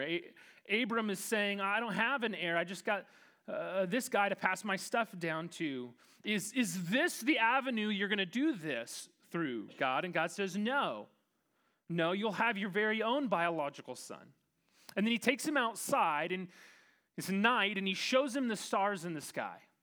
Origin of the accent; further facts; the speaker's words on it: Kansas, United States; as a proud Kansan